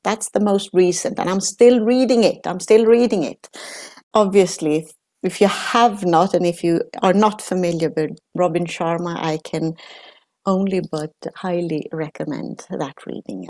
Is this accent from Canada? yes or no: no; Sweden; now in Netherlands; I'm Italian, but I grew up in Sweden. So, uh, from Italian parents